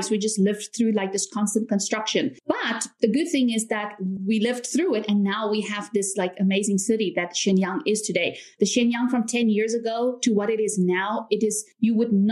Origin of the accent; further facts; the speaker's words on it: South Africa; also born or lived in United States; now in China; but I'm actually from South Africa. A lot of people are also confused about my accent because I don't have a typical South South African accent.